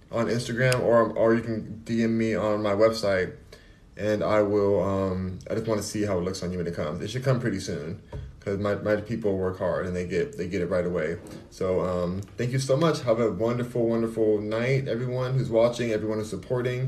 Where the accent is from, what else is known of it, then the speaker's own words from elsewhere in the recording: United States; I'm American.